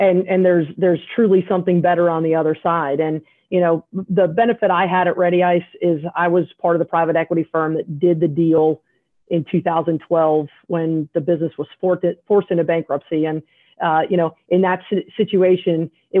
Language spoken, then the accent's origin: English; South Carolina, United States; I'm a redneck from South Carolina